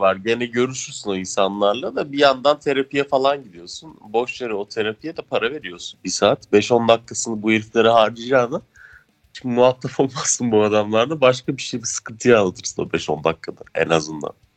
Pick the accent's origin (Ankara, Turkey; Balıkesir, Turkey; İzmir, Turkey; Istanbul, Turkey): Ankara, Turkey; biz de işte Ankaralılar olarak Bozkır'da yaşıyoruz.